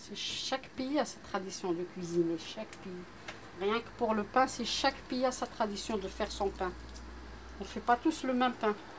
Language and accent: French; Morocco; now in Marseille, France